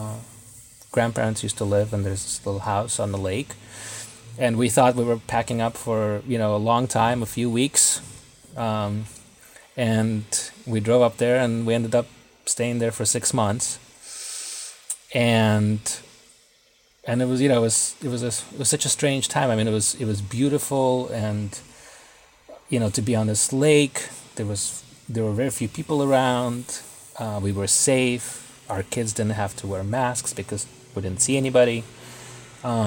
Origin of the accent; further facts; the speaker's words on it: Israel; moved away as an adult; also born or lived in Russia; now in Brooklyn, United States; my family moved to Israel when I was a kid. Then I came to the U.S. to go to school and have been living here ever since.